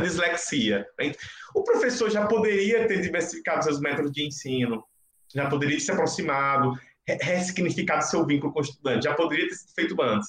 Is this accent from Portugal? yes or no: no; Northeast Brazil, Brazil; criança nordestina da, da, de origens rurais